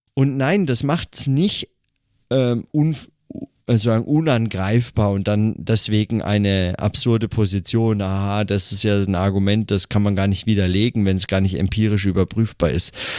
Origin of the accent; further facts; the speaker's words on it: Germany; hier bei uns in Deutschland